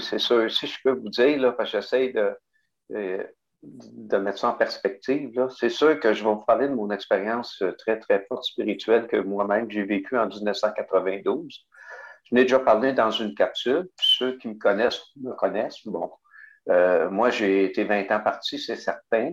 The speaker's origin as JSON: {"language": "French", "town": "Montreal", "region": "Quebec", "country": "Canada", "tie": "born or raised there", "also_born_or_lived": "Rimouski / Témiscouata-sur-le-Lac (Cabano)", "said": "je suis arrivé en 1956 à Pointe-aux-Trembles, dans l'est de Montréal. Donc, je n'ai pas tellement connu euh, sur le lac, à part qu'on y, allait l'été, là. mais j'ai passé plus mon temps à Pointe-aux-Trembles."}